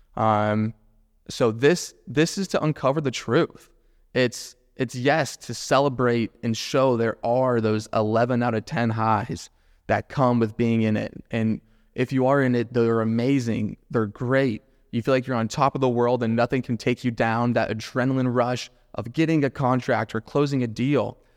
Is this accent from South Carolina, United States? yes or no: no; Jacksonville, Florida, United States; Born and raised in Jacksonville, love Jacksonville to death